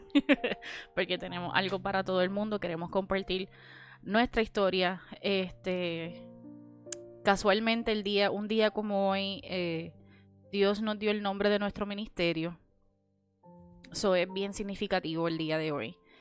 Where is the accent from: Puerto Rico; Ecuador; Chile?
Puerto Rico; Cidra; moved away as an adult; now in Orlando, United States; Yo soy de Sidra, originalmente de Sidra, Puerto Rico